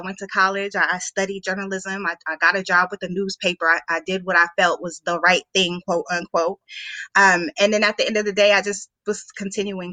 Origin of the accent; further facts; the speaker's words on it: Denver, Colorado, United States; moved away as an adult; now in Washington, D.C., United States; growing up in Denver, where there's a lot of black people in Denver